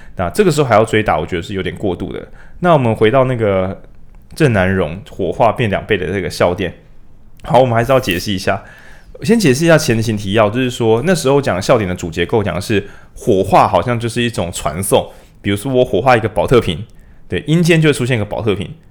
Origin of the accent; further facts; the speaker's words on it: Taiwan; 我们台湾人